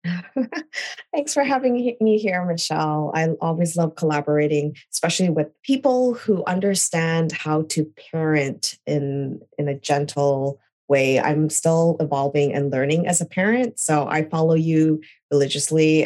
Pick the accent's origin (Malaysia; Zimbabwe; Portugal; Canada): Canada; moved away as an adult; also born or lived in California, United States; now in New York, United States; I'm originally Canadian. I was born in California, but I moved to Canada when I was two